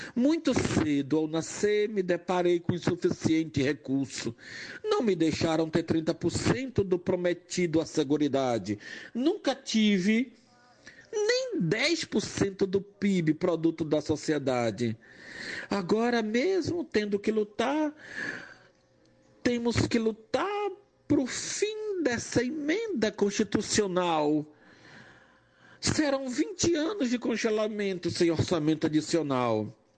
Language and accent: Portuguese; Jaboatão dos Guararapes, Pernambuco, Brazil; also born or lived in Recife / Salvador; Nasci numa periferia recifense, me criei numa periferia de, do município de Jaboatão, ambos em Recife